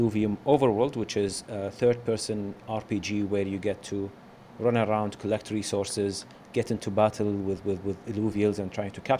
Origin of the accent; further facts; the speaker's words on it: Kuwait; I'm from Kuwait, and I've been a gamer all my life. Being from Kuwait, you know, it's a bit hard to get into the game industry